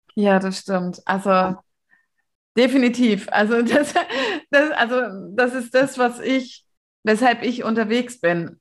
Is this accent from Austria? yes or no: no; Lower Saxony, Germany; moved away; mein Zuhause, wo ich geboren bin und so, das habe ich ja mit ähm, oder mein das Bundesland, also Niedersachsen, wo ich ursprünglich herkomme, das habe ich vor ähm, 20 Jahren, nee, 22 Jahren verlassen